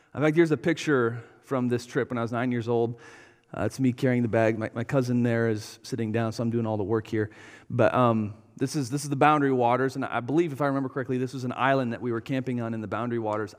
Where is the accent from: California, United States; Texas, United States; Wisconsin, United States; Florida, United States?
Wisconsin, United States; we're from Wisconsin.